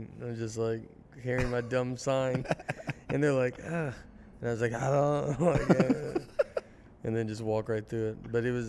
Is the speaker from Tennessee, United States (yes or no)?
yes; Nashville, Tennessee, United States; I'm from Nashville. It's completely different than it was growing up.